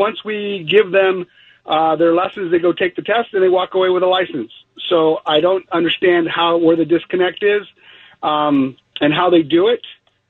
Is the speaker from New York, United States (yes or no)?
no; Texas, United States; moved away; I'm from Texas originally